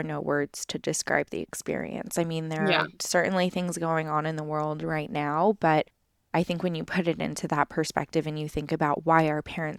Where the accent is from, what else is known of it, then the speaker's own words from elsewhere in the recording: Los Angeles, California, United States; we moved around a lot as kids as well. Just all over like the greater Los Angeles area. I mean, I was born in San Francisco and then we moved down here and then we're kind of all over the place.